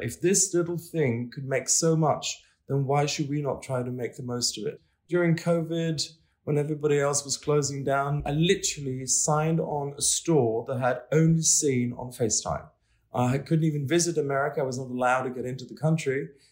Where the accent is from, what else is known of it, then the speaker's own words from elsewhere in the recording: Stockholm, Stockholm County, Sweden; now in Paris, France; I'm from Stockholm